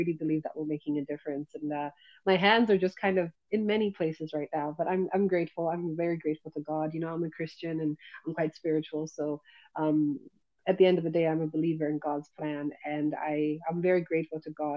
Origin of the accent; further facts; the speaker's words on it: Zimbabwe; moved away as an adult; also born or lived in Netherlands; I come from Zimbabwe